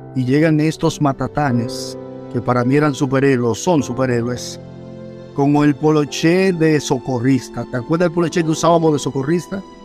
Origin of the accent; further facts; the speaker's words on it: Santo Domingo Este, Distrito Nacional, Dominican Republic; moved away; nací en Villa Duarte, calle 1, número 43 de la Francia, Villa Duarte